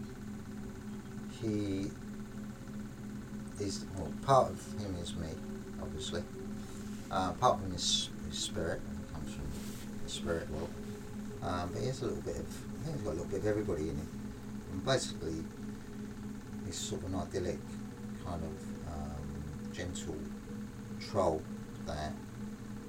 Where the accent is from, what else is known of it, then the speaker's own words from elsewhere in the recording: London, United Kingdom; accent: London; in London, being a Londoner